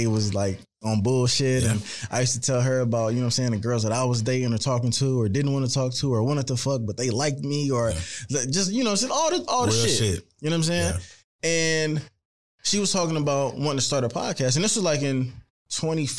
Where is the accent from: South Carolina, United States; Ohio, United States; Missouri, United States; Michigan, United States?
Missouri, United States; St. Louis; now in Philadelphia, United States; I'm from St. Louis and I'm not from Philly